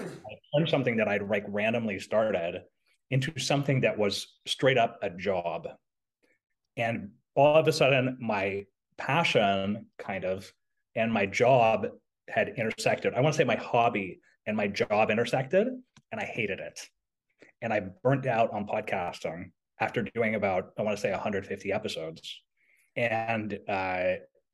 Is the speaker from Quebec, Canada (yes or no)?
yes; Montreal, Quebec, Canada; I was in Quebec, which is where I was brought up in Montreal.